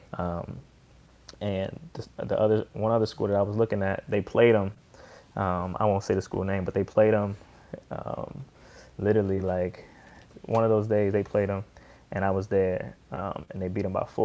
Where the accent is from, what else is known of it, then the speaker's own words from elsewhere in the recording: Columbia, Maryland, United States; also born or lived in Baltimore; I grew up in Columbia, Maryland, but, I really learned the game in Baltimore